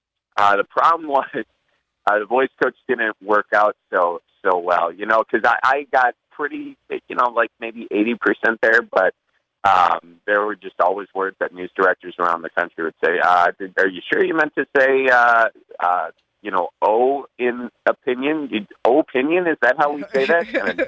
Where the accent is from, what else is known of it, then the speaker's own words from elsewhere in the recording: Milwaukee, Wisconsin, United States; I'm from the Milwaukee area. But then when I was trying to get rid of my accent